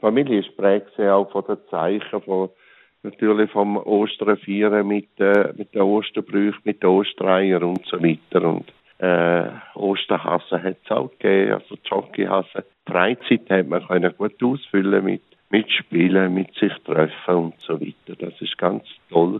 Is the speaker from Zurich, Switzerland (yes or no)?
no; St. Gallen, Switzerland; ich bin auf dem Land aufgewachsen, im Rheintal.